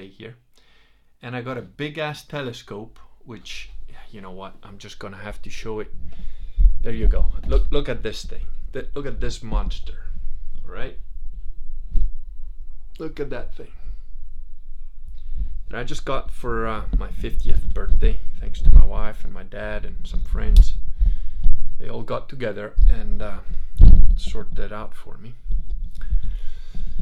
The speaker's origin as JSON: {"language": "English", "region": "Veneto", "country": "Italy", "said": "I'm not British. I'm not even Italian. I'm Venetian."}